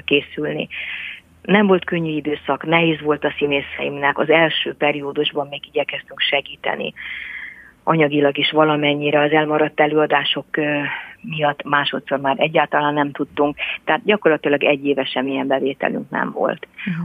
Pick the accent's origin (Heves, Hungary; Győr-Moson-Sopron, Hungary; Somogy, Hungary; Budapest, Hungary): Somogy, Hungary; jómagam is Somogyi vagyok